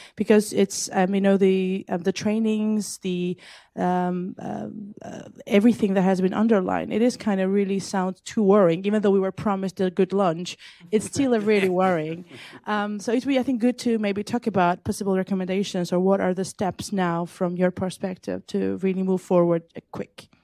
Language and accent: English; Georgia; we have another Georgian in the room